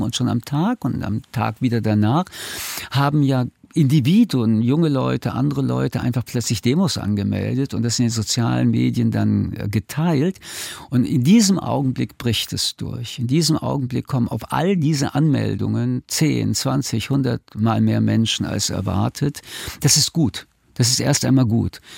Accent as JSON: {"language": "German", "country": "Germany", "said": "sind wir Deutsche auf die Straße gegangen"}